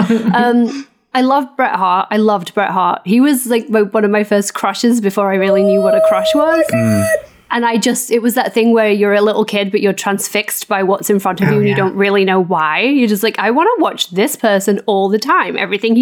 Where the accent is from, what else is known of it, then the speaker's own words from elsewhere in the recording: England, United Kingdom; moved away as an adult; also born or lived in New York; now in Los Angeles, United States; I live in California now. As you can tell, I'm English originally. Now an American citizen